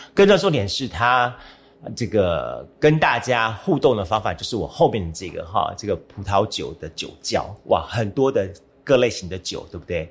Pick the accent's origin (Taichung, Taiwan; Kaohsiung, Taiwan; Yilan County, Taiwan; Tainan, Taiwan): Kaohsiung, Taiwan; 自己本身是小时候在盐城区，呃，度过了我的童年一部分